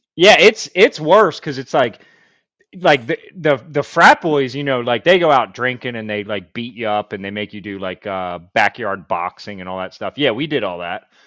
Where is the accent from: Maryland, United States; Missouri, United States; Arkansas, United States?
Maryland, United States; Baltimore; also born or lived in Fayetteville; I'm from Baltimore